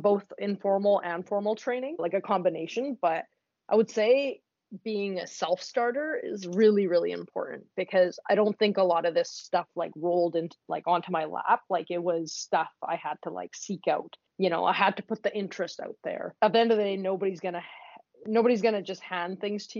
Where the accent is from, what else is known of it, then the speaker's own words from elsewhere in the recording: West Coast, Canada; I'm from the West Coast